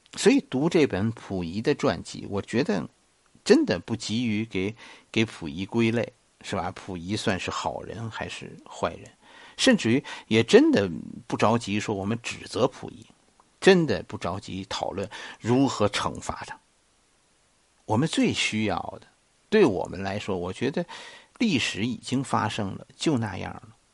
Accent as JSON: {"language": "Chinese", "region": "Beijing", "country": "China", "said": "作为一个北京人"}